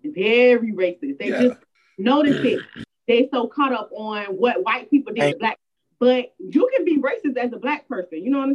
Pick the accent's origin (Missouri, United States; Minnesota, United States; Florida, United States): Florida, United States; Miramar; also born or lived in Fort Lauderdale, Florida; I grew up in the Haitian community. You know, like, I went to school in Lauderdale, but my parents lived in Miramar. So Miramar was nothing but Haitian.